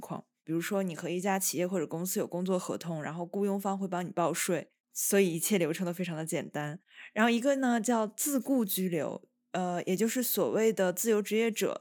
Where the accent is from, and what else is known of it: China; now in Italy